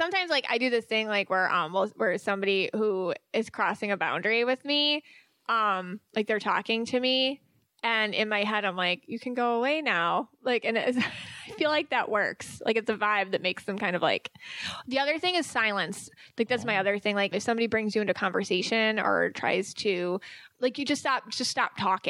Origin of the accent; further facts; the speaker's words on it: Ireland; Irish people, because I am Irish, so I get this.